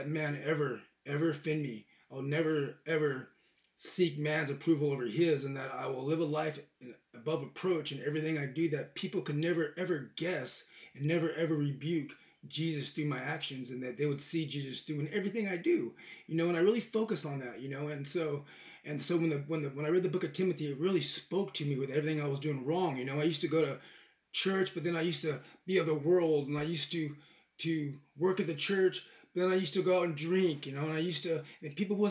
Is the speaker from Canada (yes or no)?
no; Bakersfield, California, United States; moved away as an adult; now in Tennessee, United States; I'm from Bakersfield, California